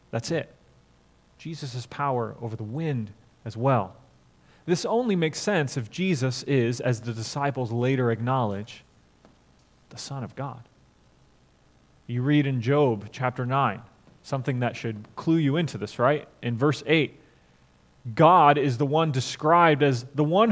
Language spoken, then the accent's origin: English; Florida, United States; also born or lived in St. Louis, Missouri; I grew up in Florida, except for 3 years in St. Louis. I've been in Florida my whole life